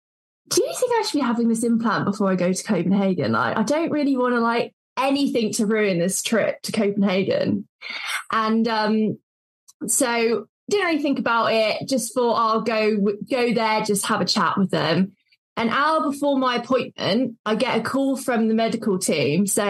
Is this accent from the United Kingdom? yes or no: yes; Devon, South West England, United Kingdom; also born or lived in Cornwall; I grew up in Devon for the first 18 years of my life, and then moved over the border to Cornwall.